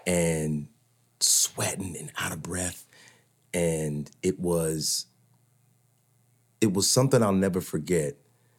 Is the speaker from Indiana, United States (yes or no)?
yes; Indiana, United States; I'm from Indiana.